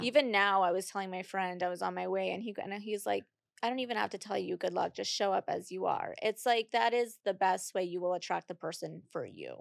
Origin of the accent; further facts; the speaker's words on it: Puerto Rico; moved away; also born or lived in Boston / Miami; I'm from Puerto Rico.